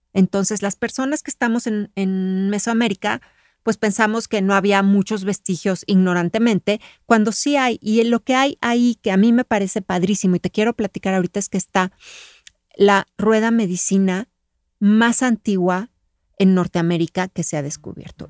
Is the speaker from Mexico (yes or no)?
yes; Mexico; yo soy mexicana